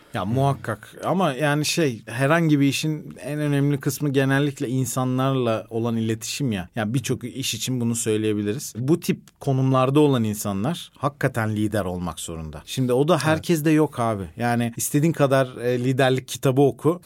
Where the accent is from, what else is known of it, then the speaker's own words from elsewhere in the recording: Isparta, Turkey; Ben Ispartalıyım